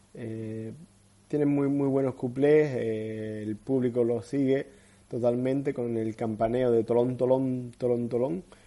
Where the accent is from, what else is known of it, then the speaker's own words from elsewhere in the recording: Cádiz, Andalusia, Spain; los que somos de, de la tierra, los que somos de Cádiz